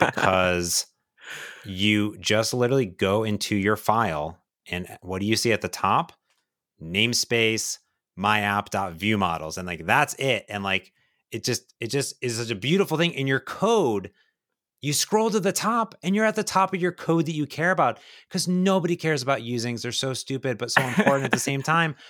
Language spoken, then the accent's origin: English; Ohio, United States; I grew up in Ohio